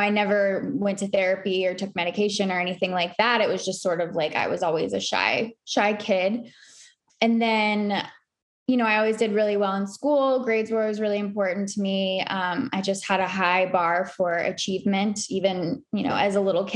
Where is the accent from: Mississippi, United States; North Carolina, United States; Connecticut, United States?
North Carolina, United States; Charlotte; also born or lived in New York City; I grew up in Charlotte, North Carolina